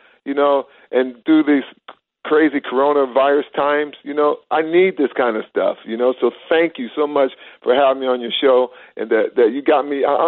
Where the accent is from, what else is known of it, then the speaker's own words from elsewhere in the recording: Midwest, United States; moved away; I'm from the Midwest. And I keep my Midwest values with me